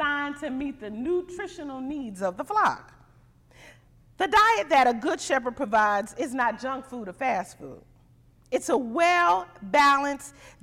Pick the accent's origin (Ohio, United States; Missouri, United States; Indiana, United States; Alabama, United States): Missouri, United States; moved away; I'm from Missouri, so I say pop